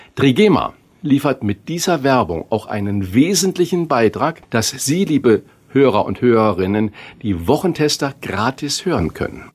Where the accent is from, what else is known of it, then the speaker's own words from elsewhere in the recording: Saarland, Germany; ich bin Saarländer